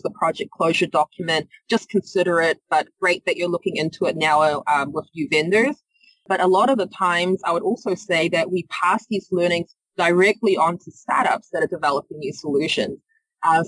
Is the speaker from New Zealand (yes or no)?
yes; New Zealand; moved away; You might hear from my accent. I'm not from the area. I'm from New Zealand